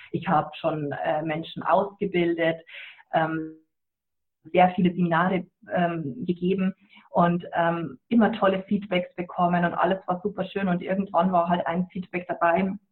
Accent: Bavaria, Germany; Ja, ich komme aus Niederbayern und ähm, bei uns ist es, äh, sagt man mal, was der Bauer nicht ist

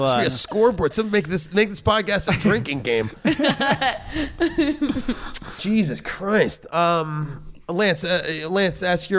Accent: Georgia, United States; Yeah, they are, Luke. I'm from Georgia.

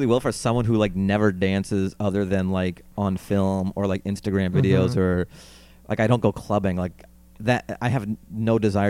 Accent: Seattle, Washington, United States; My parents are from there, but I was born in Seattle.

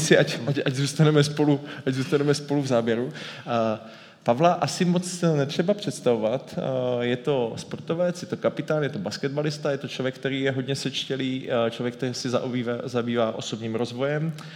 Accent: Ostrava, Moravian-Silesian Region, Czechia; jako Ostravák

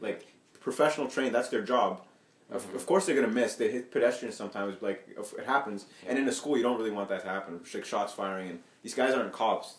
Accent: Ethiopia; moved away; I come from Ethiopia originally

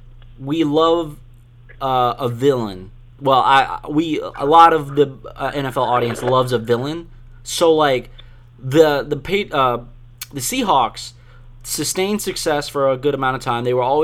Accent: the South, United States; as a Southerner, I think, or a native Southerner

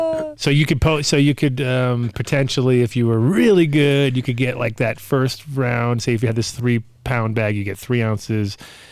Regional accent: New York City, New York, United States; growing up in New York and in Queens.

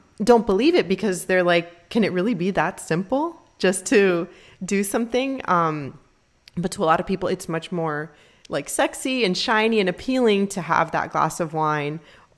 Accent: Miami, Florida, United States; We're from Miami

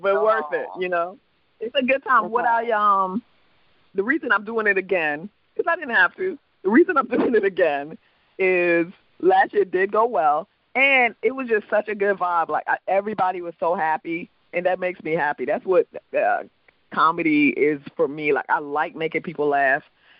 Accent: U.S. Virgin Islands; accent: island; now in United States; You know, I'm actually from the Virgin Islands, so I have an island accent. My true accent is an island accent

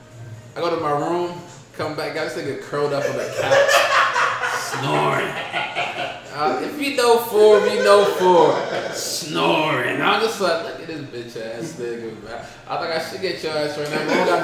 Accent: Baltimore, Maryland, United States; Like, I'm from Baltimore, nigga. Eastside, man.

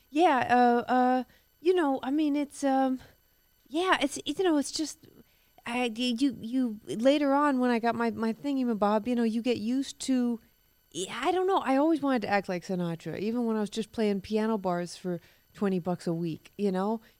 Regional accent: Harlem, New York, United States; Well, I grew up. Uh, it was mostly in Harlem.

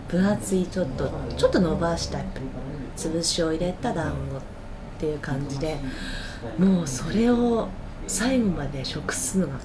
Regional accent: Hanamaki, Iwate, Japan; 出身は花巻市で

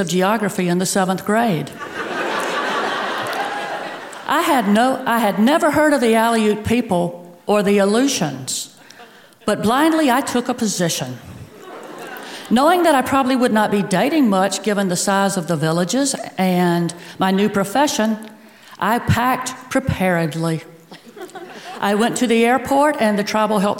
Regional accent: the Bible Belt, the South, United States; accent: Southern; I was born and raised in what I call the Bible and bigotry belt

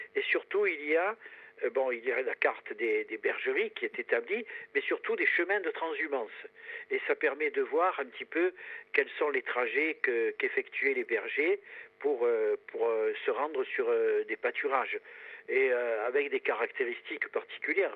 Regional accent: Taravo valley, Corsica, France; Je suis corse euh, d'un petit village euh, de la moyenne vallée du Taravo

